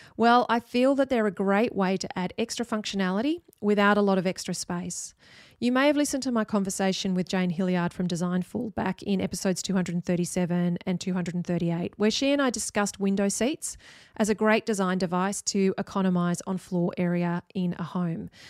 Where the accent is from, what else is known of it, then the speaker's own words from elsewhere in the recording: Sydney, New South Wales, Australia; I grew up in Sydney